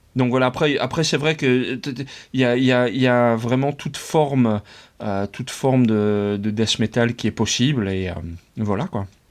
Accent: France; moved away as an adult; now in Netherlands; j'ai passé toute mon enfance, mon adolescence et mes études en France

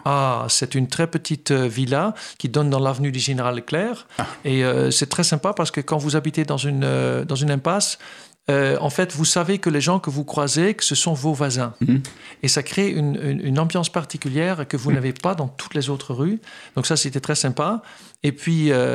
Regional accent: Netherlands; also born or lived in Fontenay-aux-Roses, France; now in France; je suis néerlandais

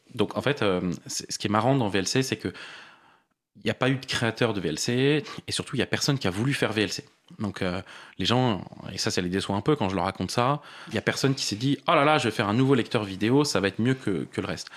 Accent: Paris, Île-de-France, France; je suis parisien, j'ai vécu la plupart de ma vie à Paris

